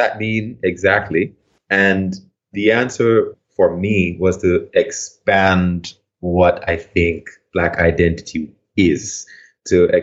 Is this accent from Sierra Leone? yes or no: no; Port Antonio, Portland, Jamaica; moved away; I'm from Port Antonio in Jamaica, a place called Bound Brook, which is near the town of Port Antonio.